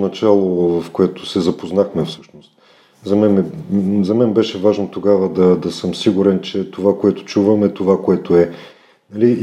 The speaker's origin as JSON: {"language": "Bulgarian", "town": "Plovdiv", "region": "Plovdiv Province", "country": "Bulgaria", "tie": "born or raised there", "moved": "as an adult", "lives_now": "Sofia, Bulgaria", "said": "съм от Пловдив, а, там съм изкарал, може би, вече по-малко от 50% от живота си, защото на 18 години, 19 дойдох в София. Там завърших немската гимназия"}